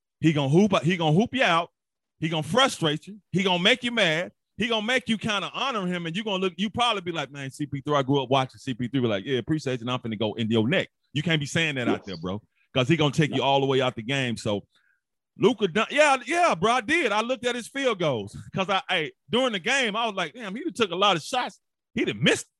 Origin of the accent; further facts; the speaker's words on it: Memphis, Tennessee, United States; I'm from Memphis.